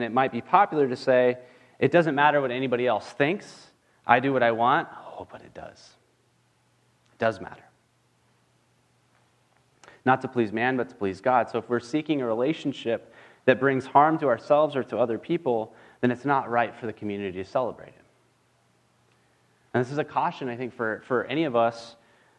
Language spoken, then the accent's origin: English; California, United States; I'm from California